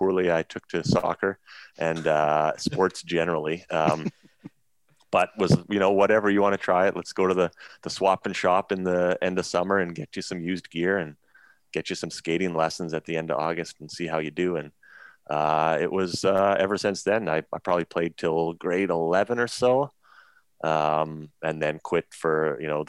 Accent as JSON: {"language": "English", "town": "Dawson Creek", "region": "British Columbia", "country": "Canada", "tie": "born or raised there", "also_born_or_lived": "Victoria, British Columbia", "said": "I was born in Victoria, BC, and our family moved up to Dawson Creek, which is in northern British Columbia, when I was 7."}